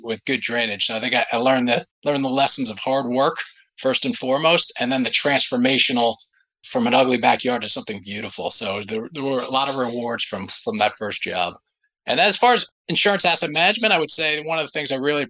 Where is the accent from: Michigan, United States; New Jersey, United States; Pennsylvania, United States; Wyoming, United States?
New Jersey, United States; Upper Saddle River; I grew up in a small suburb of New York City. So in a small town called Upper Saddle River.